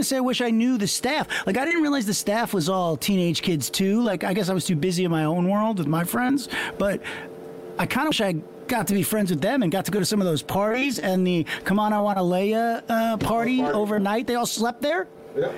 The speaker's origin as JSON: {"language": "English", "area": "Long Island", "region": "New York", "country": "United States", "tie": "born or raised there", "said": "growing up in Long Island"}